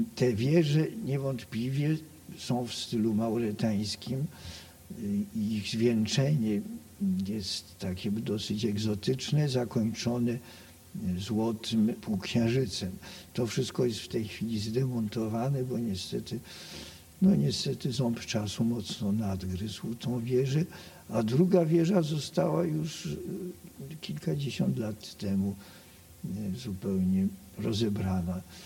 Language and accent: Polish; Poland; ten dom, bo ja to zawsze nazywam domem, skoro się tutaj urodziłem i wychowałem